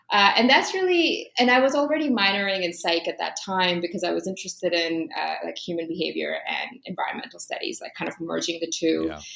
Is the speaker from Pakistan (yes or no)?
yes; Pakistan; also born or lived in Saudi Arabia / Toronto, Canada; for sure, as a Pakistani girl, um, academics was the number one priority in Saudi Arabia, even in Toronto, right?